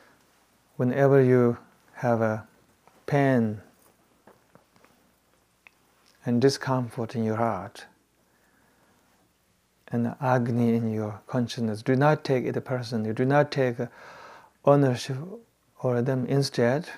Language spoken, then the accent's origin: English; Tibet, China; moved away; I grew up in Tibet